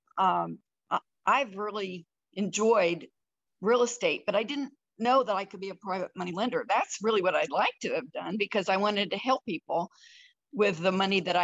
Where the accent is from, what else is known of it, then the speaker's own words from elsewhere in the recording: Iowa, United States; moved away as an adult; now in Colorado, United States; I grew up in Iowa, moved to Colorado when I graduated from college